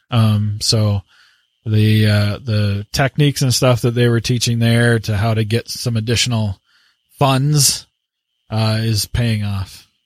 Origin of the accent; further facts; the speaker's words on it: Canada; So with that … And I'm the Canadian.